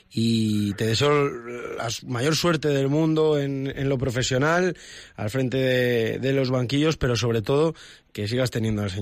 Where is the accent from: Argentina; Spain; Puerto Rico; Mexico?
Spain; Madrid, Community of Madrid; Yo soy de Madrid